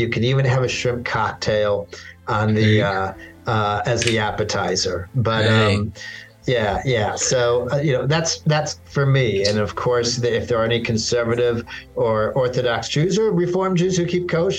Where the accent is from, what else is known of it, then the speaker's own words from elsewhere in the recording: Little Rock, Arkansas, United States; I grew up as a Jew in the South. I grew up in Little Rock, Arkansas